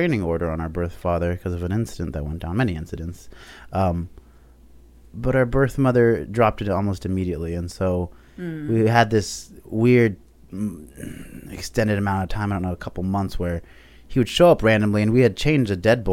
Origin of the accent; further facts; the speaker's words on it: Cut and Shoot, Texas, United States; also born or lived in Ecuador; when I grew up in Texas, so that's where we ended up settling in 99